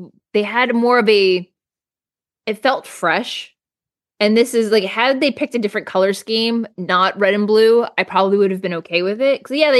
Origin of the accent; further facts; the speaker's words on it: South Florida, United States; I grew up in South Florida